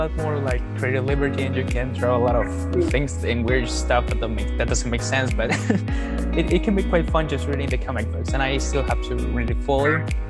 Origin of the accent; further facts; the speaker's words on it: Mexico; as I said, I was raised in Mexico and I was raised on Spanish on Spanish dubs